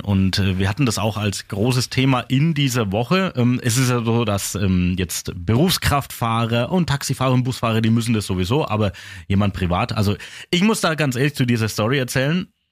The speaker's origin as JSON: {"language": "German", "area": "Upper Franconia", "region": "Bavaria", "country": "Germany", "said": "bei uns in Oberfranken"}